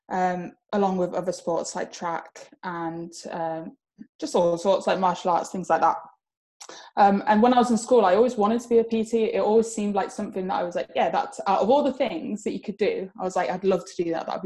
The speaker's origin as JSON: {"language": "English", "country": "Spain", "tie": "born or raised there", "moved": "as an adult", "lives_now": "England", "said": "I grew up in Spain. I moved there when I was about nine, and I moved back to England about four years ago. So I was there for about 15 years. Um, so I can speak Spanish."}